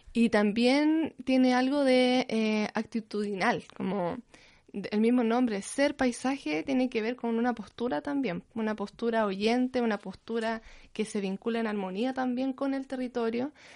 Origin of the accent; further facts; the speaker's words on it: Hualpén, Biobío, Chile; also born or lived in Concepción; yo em, soy de Concepción. Desde chiquitita viví en Hualpencillo, lo que ahora se llama Hualpen